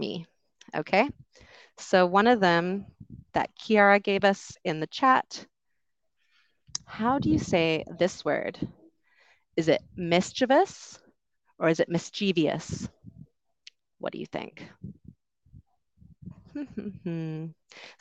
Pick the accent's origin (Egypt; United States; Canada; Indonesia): Canada; accent: Canadian; moved away as an adult; also born or lived in United Kingdom; I grew up in Canada